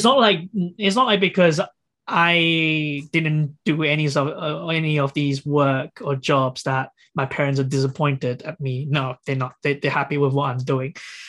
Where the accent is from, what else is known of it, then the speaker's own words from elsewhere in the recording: England, United Kingdom; So that's where I'll be like, I'm a Brit. I'm English.